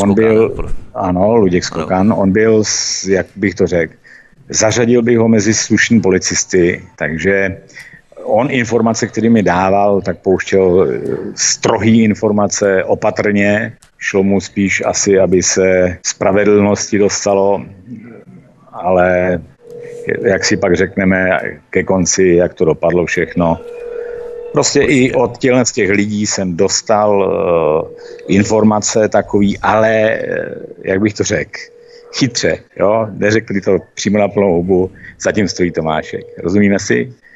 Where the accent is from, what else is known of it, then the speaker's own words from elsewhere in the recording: Mariánské Lázně, Karlovy Vary Region, Czechia; ten nám řekl, odkud jste, říkáme, Mariánské lázně